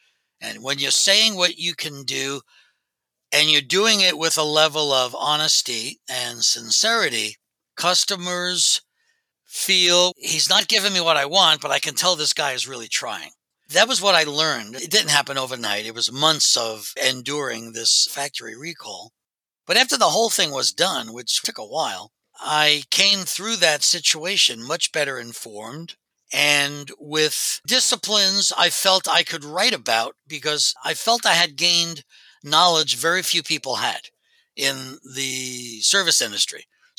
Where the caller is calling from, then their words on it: Pennsylvania, United States; Just outside of Philadelphia in Delaware County, which is in southeastern Pennsylvania.